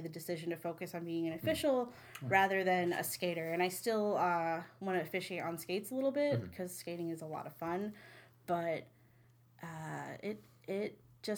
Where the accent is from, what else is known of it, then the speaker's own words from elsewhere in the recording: Wappingers Falls, New York, United States; I'm from Wappinger's Falls, New York